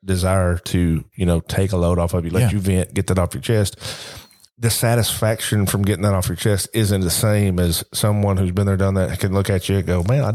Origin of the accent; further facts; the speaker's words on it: Tarrant, Alabama, United States; I grew up in Tarrant City, just north of Birmingham. Went to Tarrant High School